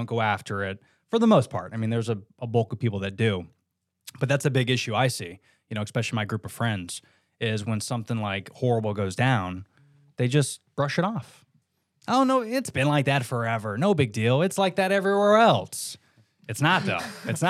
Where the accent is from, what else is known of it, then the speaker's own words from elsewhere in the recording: United States; I'm born and raised in America.